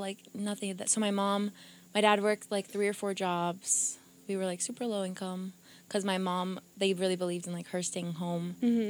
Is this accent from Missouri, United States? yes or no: no; Leominster, Massachusetts, United States; first language Portuguese; English is a second language; also born or lived in Brazil; I was born and raised in Leominster. Like I said, I was in 2.5 to almost 3 years in Brazil for middle school. But I still got a little piece of middle school here. And, for the most part. And we moved back to Leominster, you know?